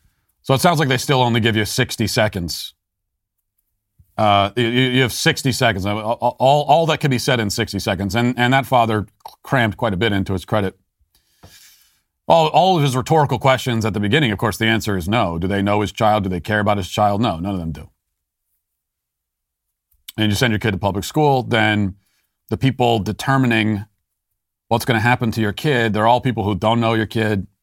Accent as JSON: {"language": "English", "town": "Loudoun County", "region": "Virginia", "country": "United States", "tie": "born or raised there", "said": "a father in Loudoun County, my hometown, speaking out about this at a school board meeting."}